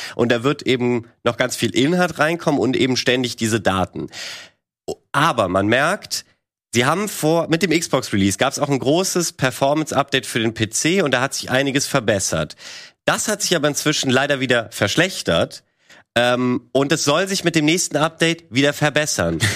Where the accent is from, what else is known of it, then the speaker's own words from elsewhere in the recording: Germany; bei uns in Deutschland